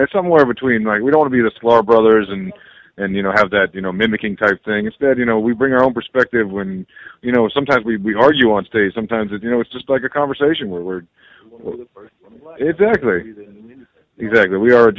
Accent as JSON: {"language": "English", "town": "Rochester", "region": "New York", "country": "United States", "tie": "born or raised there", "moved": "yes", "said": "going up to Rochester, New York to do my hometown."}